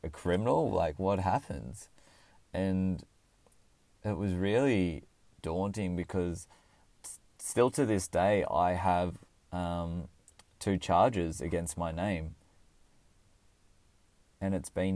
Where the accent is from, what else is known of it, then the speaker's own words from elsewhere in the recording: Orange, New South Wales, Australia; also born or lived in Canberra, Australian Capital Territory; I went back to my hometown, which was Orange